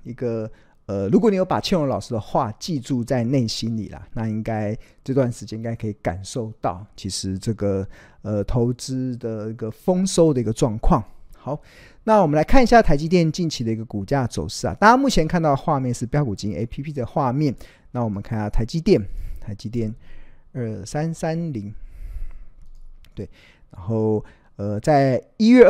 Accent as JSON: {"language": "Chinese", "country": "Taiwan", "said": "但是身为台湾人，我们哪里都跑不了，所以我不断的强强调，就是同岛一命嘛"}